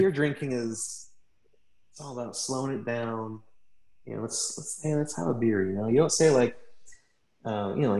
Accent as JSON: {"language": "English", "town": "Atlanta", "region": "Georgia", "country": "United States", "said": "I was from Atlanta"}